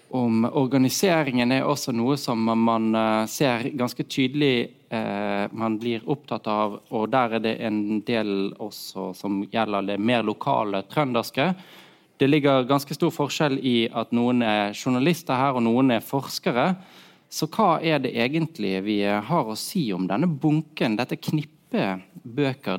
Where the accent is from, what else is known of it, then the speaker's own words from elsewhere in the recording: Norway; also born or lived in Germany; oss som nordmenn